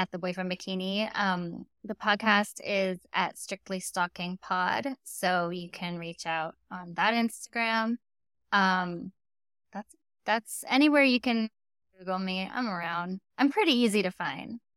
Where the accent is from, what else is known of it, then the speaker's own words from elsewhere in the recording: Storm Lake, Iowa, United States; now in Los Angeles, United States; I grew up in Storm Lake, Iowa.